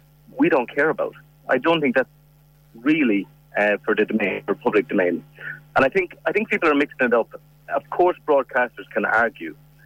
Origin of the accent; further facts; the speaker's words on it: Ireland; as Irish people